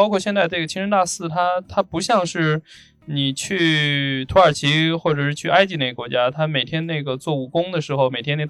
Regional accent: Xi'an, Shaanxi, China; 你像我们西安人啊

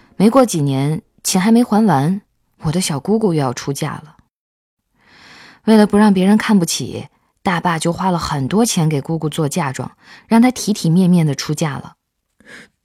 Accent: Sichuan, China; moved away; 我老家在四川的一个小村子里

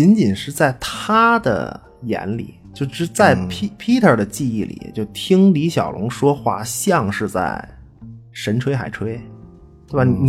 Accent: China; 你伤害了我作为一个中国人中国人的这个民族自尊心啊！

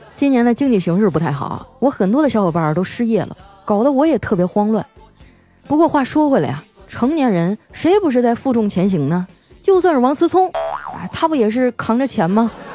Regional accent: Harbin, Heilongjiang, China; now in Shanghai, China; 前两天啊，我老家的表哥来上海看我。也不知道咋想的，穿个羽绒服就来了。不过这事儿啊，也不能全赖他，毕竟哈尔滨现在的气温呢还在零下呢。

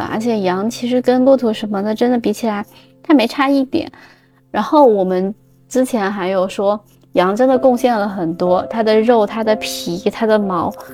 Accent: Xinjiang, China; moved away as an adult; also born or lived in Beijing; now in Milan, Italy; 大概我有十五年是生活在新疆

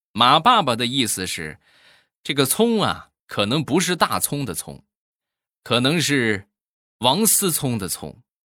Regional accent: Shandong, China; 我们山东人呐，吃葱是必不可少的

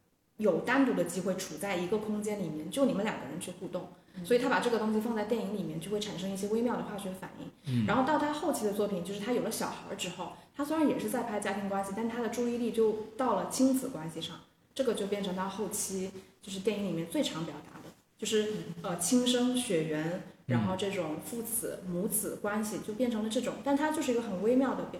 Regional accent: Guangdong, China; 就是因为在座的各位其实都是土生土长的广东人嘛

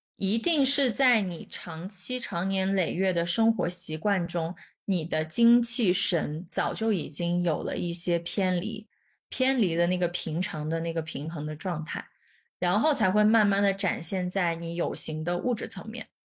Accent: China; 我们都是，都是中，就是土生土长的中国人

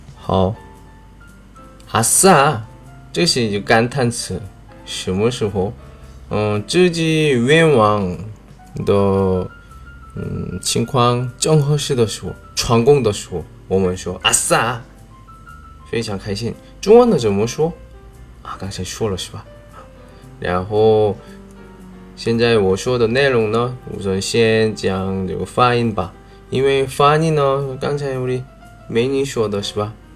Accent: South Korea; Chinese is a second language; moved away; 我是来自韩国外教

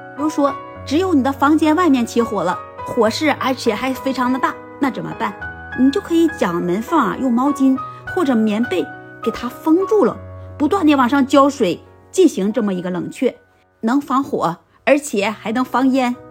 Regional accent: China; 我作为一个中国人

